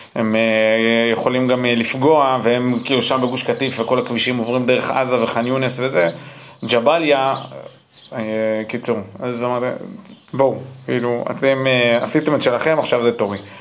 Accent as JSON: {"language": "Hebrew", "country": "United States", "tie": "born or raised there", "moved": "yes", "lives_now": "Israel", "said": "גם אני נולדתי באמריקה"}